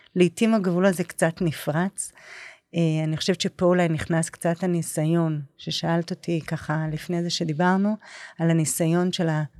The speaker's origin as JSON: {"language": "Hebrew", "town": "Nahariya", "region": "Northern District", "country": "Israel", "said": "אני באה מנהריה"}